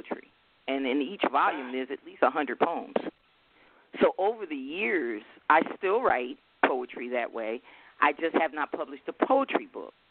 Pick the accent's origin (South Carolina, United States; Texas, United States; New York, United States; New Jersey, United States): New Jersey, United States; Newark; I grew up in the South Ward district of Newark, New Jersey, Brick City